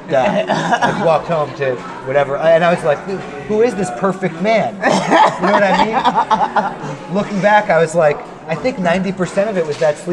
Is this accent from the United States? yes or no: yes; New York, United States; Growing up in New York